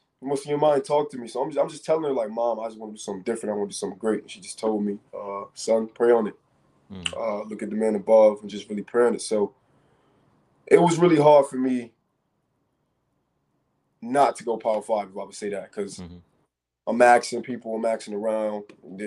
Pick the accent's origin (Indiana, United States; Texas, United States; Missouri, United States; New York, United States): New York, United States; New York City; also born or lived in Rochester, New York; being from New York growing up